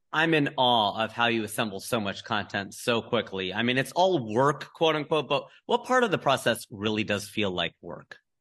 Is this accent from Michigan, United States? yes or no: no; Cincinnati, Ohio, United States; moved away; my hometown of Cincinnati